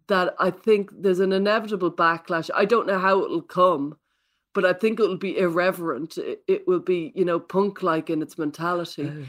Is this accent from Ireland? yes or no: yes; Ireland; I come from Catholic Ireland